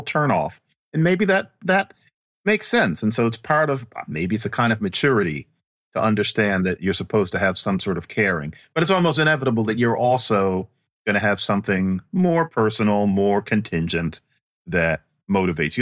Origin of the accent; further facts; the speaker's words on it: Philadelphia, Pennsylvania, United States; I grew up in Philadelphia